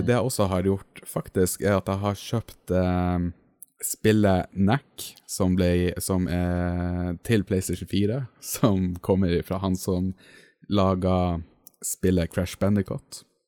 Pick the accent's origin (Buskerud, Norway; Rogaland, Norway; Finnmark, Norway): Finnmark, Norway; accent: Finnmark dialect; på dialekta mi oppe i Finnmark